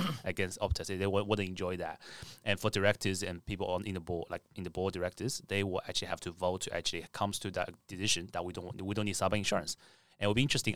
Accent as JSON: {"language": "English", "country": "China", "moved": "yes", "lives_now": "Australia", "said": "I'm from China originally"}